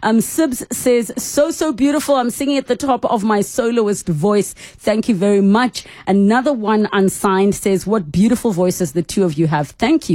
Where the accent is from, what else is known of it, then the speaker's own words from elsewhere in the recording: United Kingdom; And from your perspective, I mean, obviously we bias being British.